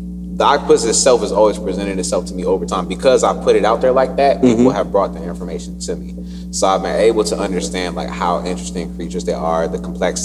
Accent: Newport News, Virginia, United States; also born or lived in Williamsburg / Hampton; My dad retired in Newport News, so that's where we just stayed at, and I grew up there

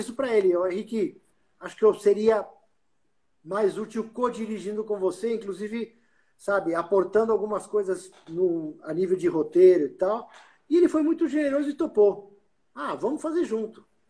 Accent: Uruguay; now in Brazil; eu como uruguaio morando no Brasil, eu sempre ia de férias para o Uruguai

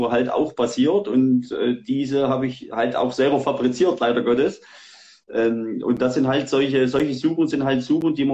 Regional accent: Saxony, Germany; ich komme aus Sachsen, no, genau, bin 40 Jahre alt

